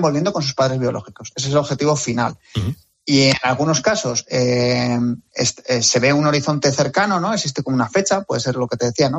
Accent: Madrid, Community of Madrid, Spain; que soy de Madrid, por la Comunidad de Madrid

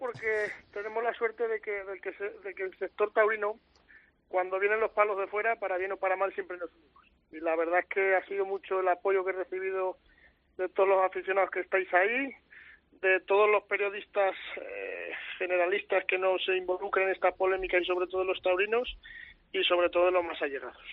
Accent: Aragon, Spain; por mi zona

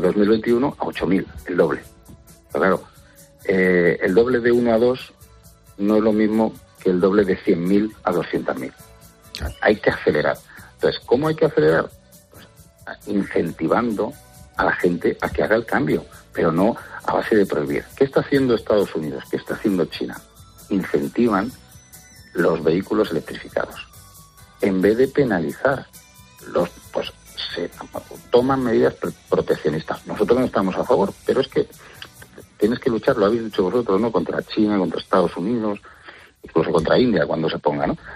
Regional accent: Santa Cristina de la Polvorosa, Castile and León, Spain; mi pueblo, en Santa Cristina la Pobrosa, en Zamora

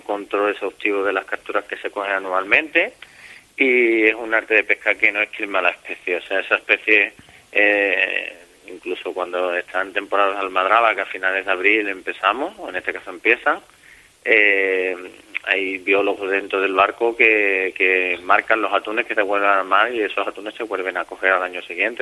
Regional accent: Barbate, Andalusia, Spain; yo soy de Barbate

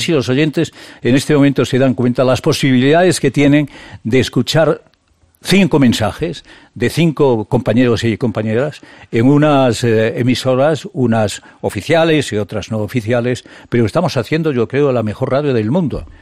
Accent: El Bierzo, Castile and León, Spain; moved away; also born or lived in Madrid; atiende a mi pueblo, atiende a mi tierra, atiende el Bierzo

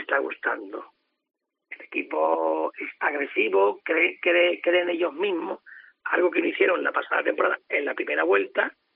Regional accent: Andalusia, Spain; yo como andaluz

